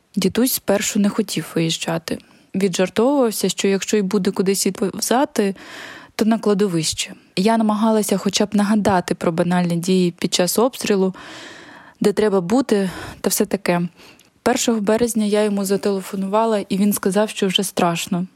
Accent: Mariupol, Donetsk Oblast, Ukraine; moved away; В мирний час я часто приїжджала до Маріуполя. Приїжджала провести час з батьками, піти на море, поспілкуватися з дідусем та подругами, показати місто хлопцю і, в принципі, побути там, де я виросла

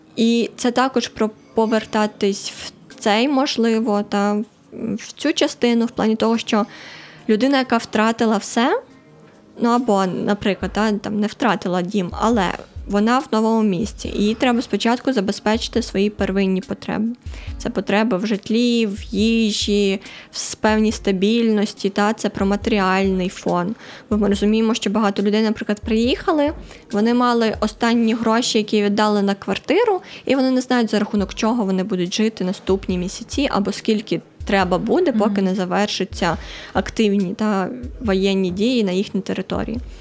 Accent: Donbas, Ukraine; now in Lviv, Ukraine; я сама з Донбасу

